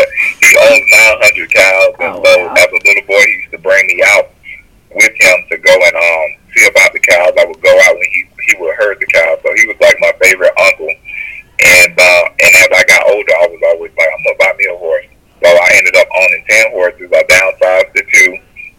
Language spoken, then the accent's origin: English; Miami, Florida, United States; now in Georgia, United States; I'm from Miami. We're, you know, right now in Georgia